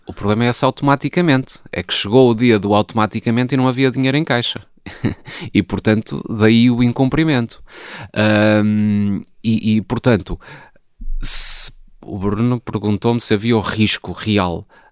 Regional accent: Porto, Norte, Portugal; eu que até nasci no Porto eh, e portanto sou um sportinguista do Porto

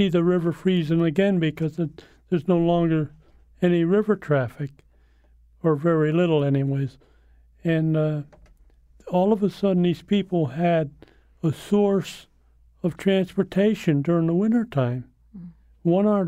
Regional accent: Hickenham, United States; Like in my hometown, Hickenham, there was a Hickenham manufacturing and machinery place, and they made farm equipment.

